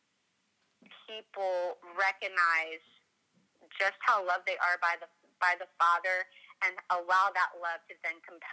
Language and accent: English; Washington, District of Columbia, United States; now in Indiana, United States; I grew up in the Washington, D.C. area, so like the city, suburban part of the East Coast